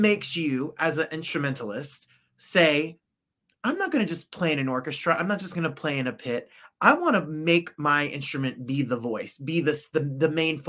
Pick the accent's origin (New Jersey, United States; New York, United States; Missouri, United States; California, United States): New Jersey, United States; Ridgefield Park; I'm from Richfield Park, New Jersey. So Bergen County, stand up.